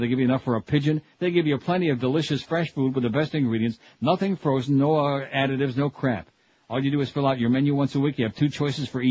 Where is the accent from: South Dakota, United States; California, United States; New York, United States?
New York, United States; Rochester; moved away; I'm from Rochester